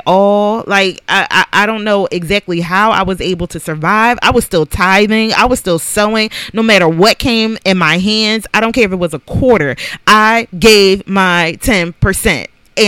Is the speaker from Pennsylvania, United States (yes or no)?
yes; Philadelphia, Pennsylvania, United States; moved away; I was born and raised in Philadelphia, so I knew Philadelphia.